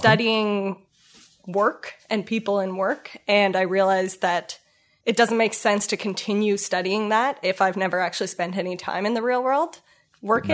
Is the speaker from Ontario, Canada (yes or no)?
yes; Ottawa, Ontario, Canada; moved away as an adult; also born or lived in Kingston, Ontario / Toronto; I am born and raised in Ottawa.